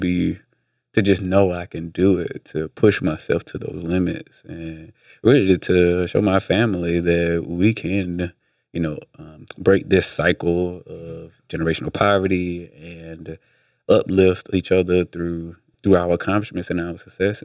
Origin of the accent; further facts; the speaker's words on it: Atlanta, Georgia, United States; also born or lived in Midwest; I was born in Atlanta